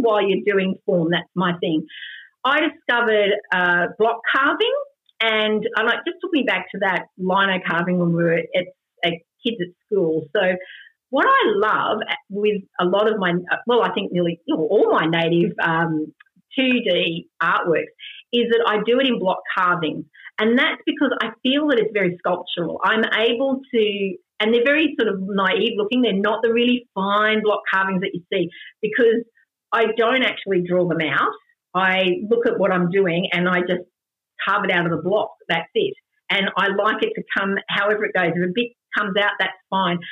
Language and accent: English; Sydney, New South Wales, Australia; also born or lived in Gulgong / overseas; I'm born and bred in Sydney